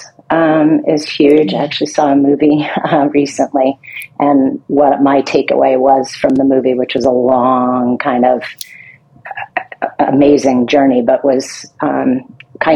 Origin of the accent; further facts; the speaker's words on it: Long Island, New York, United States; accent: Long Island; I grew up in Long Island, New York